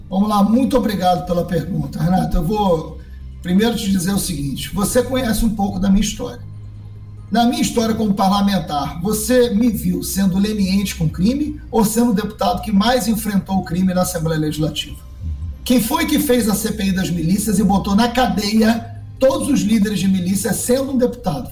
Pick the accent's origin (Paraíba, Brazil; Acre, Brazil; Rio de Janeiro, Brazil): Rio de Janeiro, Brazil; Niterói; also born or lived in São Gonçalo; nasci em São Gonçalo, fui criado na periferia de Niterói, no Fonseca